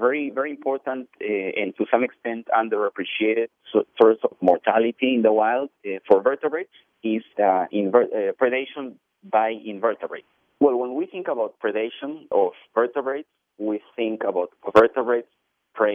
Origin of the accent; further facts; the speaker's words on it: Peru; moved away; I grew up in Peru